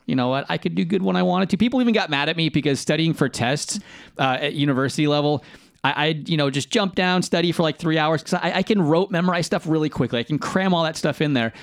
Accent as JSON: {"language": "English", "area": "Bay Area", "region": "California", "country": "United States", "tie": "born or raised there", "said": "I grew up in California, though, w-, which, uh, in the Bay Area where I grew up"}